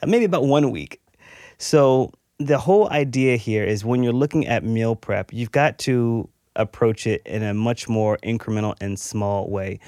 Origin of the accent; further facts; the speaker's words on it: Texas, United States; I grew up in Texas.